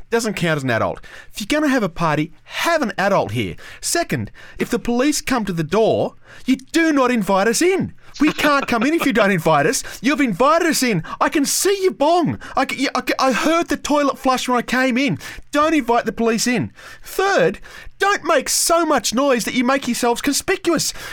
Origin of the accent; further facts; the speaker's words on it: Canberra, Australian Capital Territory, Australia; growing up in Canberra